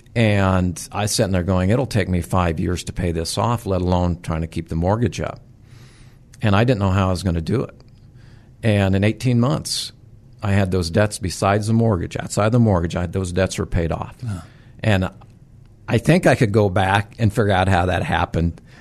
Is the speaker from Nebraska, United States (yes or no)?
yes; southwest Nebraska, United States; also born or lived in Sacramento; now in Nebraska, United States; I grew up in Nebraska, southwest Nebraska, very rural area